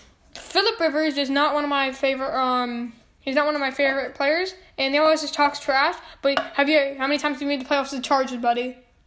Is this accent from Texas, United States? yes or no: yes; Texas, United States; I'm from Texas, so big fan of Rangers.